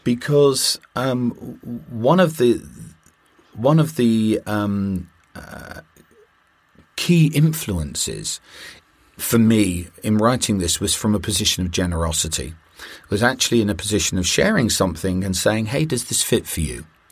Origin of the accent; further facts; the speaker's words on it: United Kingdom; I'm a Brit